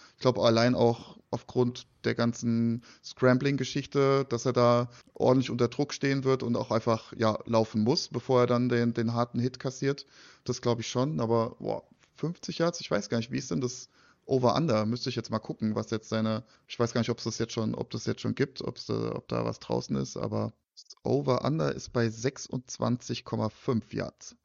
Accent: Frankfurt, Hesse, Germany; Als Frankfurter

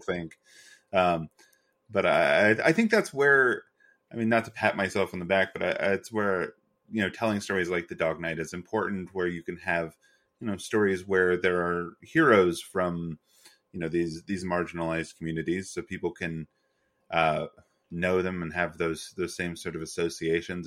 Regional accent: Western North Carolina, United States; I grew up largely in Western North Carolina

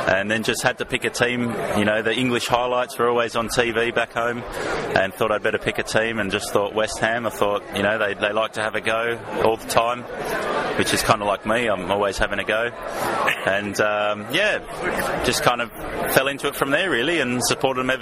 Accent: Australia; also born or lived in Ealing, London; now in London, United Kingdom; I am from Australia

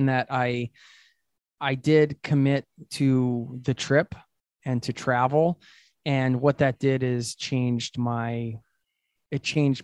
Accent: United States; moved away as an adult; now in Oslo, Norway; road tripping around the USA, my home country

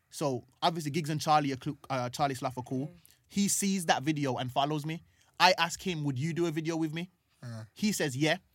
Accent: Birmingham, West Midlands, United Kingdom; now in London, United Kingdom; so I'm growing up in Brum trying to achieve these things, doing comedy and stuff like

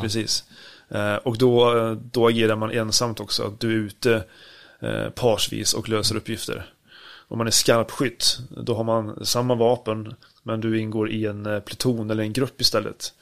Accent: Sweden; hemma i Sverige

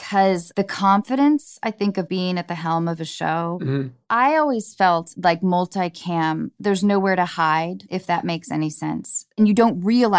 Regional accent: north of Seattle, Washington, United States; moved away as an adult; also born or lived in Baltimore; now in Los Angeles, United States; I was born in Baltimore, but grew up from 6 through college north of Seattle, and I went to University of Washington

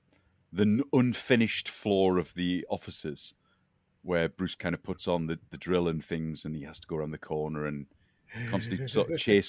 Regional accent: United Kingdom; As a Brit watching American films

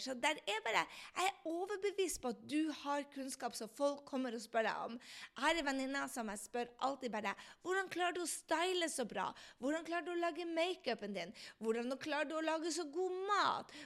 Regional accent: Andenes, Nordland, Norway; på Andes, der jeg kommer fra

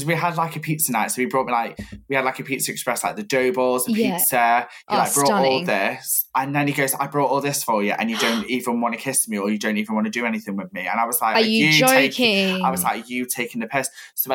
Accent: Stoke-on-Trent, West Midlands, United Kingdom; now in Manchester, United Kingdom; I'm from Stoke, but I live in Manchester

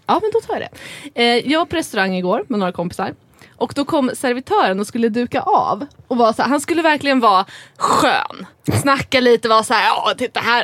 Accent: Dalarö, Stockholm County, Sweden; Jag är från Dalarö, det är pyttelitet

